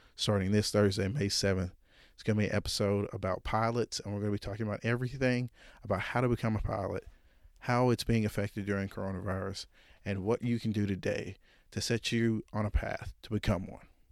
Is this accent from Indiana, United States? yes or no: no; Jonesboro, Arkansas, United States; born or raised there